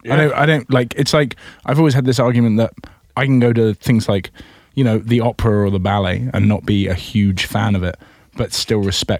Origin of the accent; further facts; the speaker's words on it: Gallatin, Missouri, United States; now in St. Louis, United States; I'm from Gallatin, Missouri.